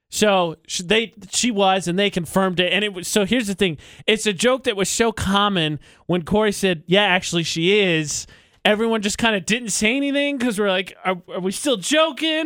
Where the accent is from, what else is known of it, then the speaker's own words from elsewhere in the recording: Indiana, United States; moved away as an adult; also born or lived in New Mexico; I accepted a job to move from my hometown in Indiana to really South New Mexico.